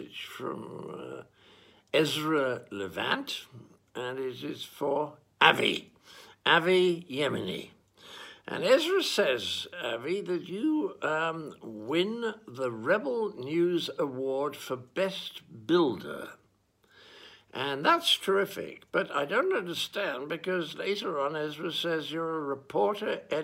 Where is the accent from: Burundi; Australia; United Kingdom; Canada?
United Kingdom; England; In my home country